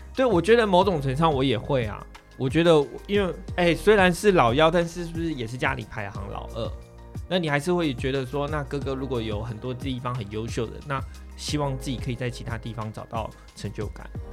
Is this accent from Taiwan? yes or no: yes; southern Taiwan, Taiwan; 我们又是在南部嘛